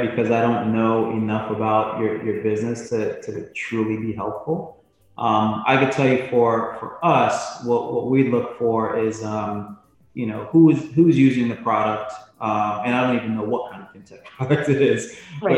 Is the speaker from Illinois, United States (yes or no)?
no; New York, United States; also born or lived in Jamaica; now in Southern California, United States; My family moved to the US when I was about 7, to New York. And so I grew up partially in New York and partially in Jamaica